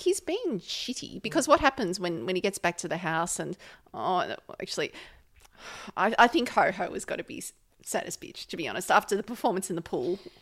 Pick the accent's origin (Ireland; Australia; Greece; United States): Australia; as an Australian